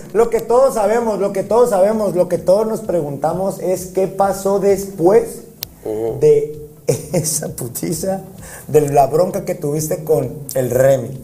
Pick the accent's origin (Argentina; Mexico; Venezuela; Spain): Mexico; así somos los mexicanos